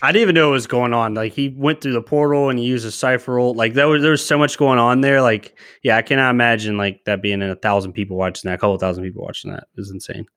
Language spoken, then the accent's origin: English; Charlottesville, Virginia, United States; I come from Charlottesville, Shenandoah area in Virginia